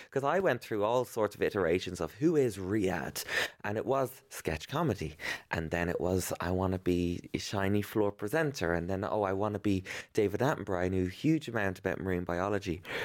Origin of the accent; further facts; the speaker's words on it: Ireland; growing up in Ireland as, um, a young gay boy with a weird name